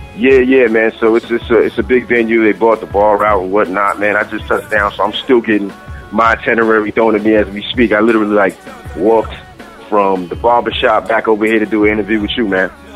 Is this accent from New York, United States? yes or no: yes; New York City, New York, United States; I'm originally from Queens, New York